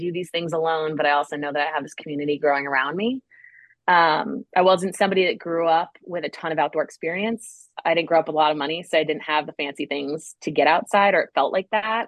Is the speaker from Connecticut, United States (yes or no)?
yes; Connecticut, United States; also born or lived in Guam; now in Raleigh, United States; As someone that's from the East Coast, I'm from Connecticut.